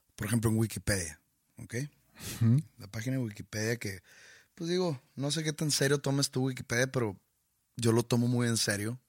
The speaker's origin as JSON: {"language": "Spanish", "country": "Mexico", "said": "nuestra cultura como mexicanos"}